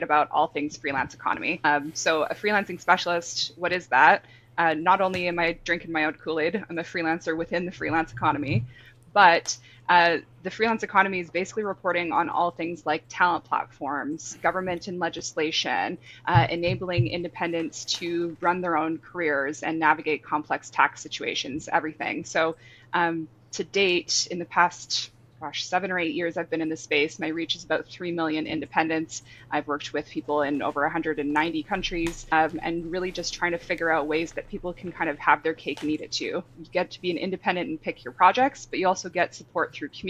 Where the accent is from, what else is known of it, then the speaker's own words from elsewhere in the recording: Canada; moved away as an adult; now in London, United Kingdom; I'm Canadian, living in London.